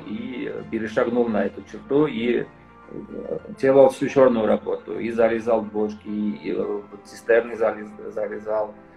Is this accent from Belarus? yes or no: no; Georgia; also born or lived in France; Родился в Ерас в Грузии, э, учился во Франции и вернулся работать еще раз в Грузии